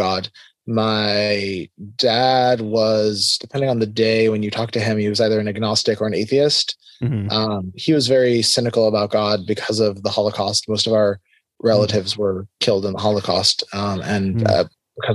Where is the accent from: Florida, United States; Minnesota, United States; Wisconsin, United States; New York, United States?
Florida, United States; South; also born or lived in Tel Aviv, Israel; We moved to the U.S. when I was pretty young. I was 3 and a half when we moved to Florida, and I grew up in Florida, in South Florida